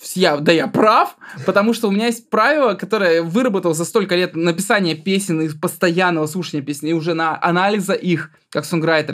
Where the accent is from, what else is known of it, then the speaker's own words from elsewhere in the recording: Altai Krai, Russia; я из Алтайского края, у меня половина класса казахи